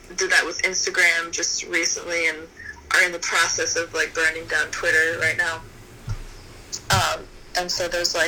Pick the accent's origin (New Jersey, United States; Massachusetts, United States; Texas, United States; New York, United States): Massachusetts, United States; Boston; moved away; I grew up in New England, like, in Boston